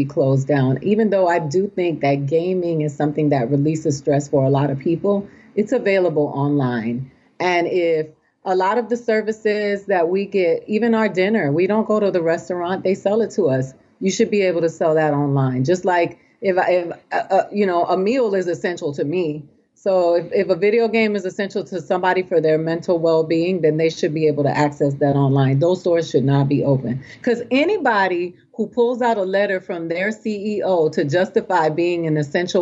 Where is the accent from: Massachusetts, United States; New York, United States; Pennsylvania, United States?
Massachusetts, United States; Boston; also born or lived in Puerto Rico (ancestry); I was born in Boston